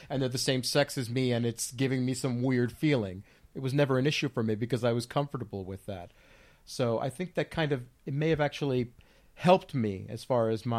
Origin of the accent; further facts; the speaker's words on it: Union City, New Jersey, United States; I was born in Jersey, and Jersey City, actually, and I lived most of my formative years in Union City, New Jersey, in Hudson County